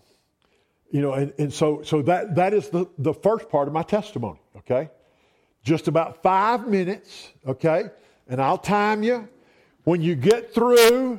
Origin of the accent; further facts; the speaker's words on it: Roswell, Georgia, United States; I was born in Roswell, Georgia. We were poor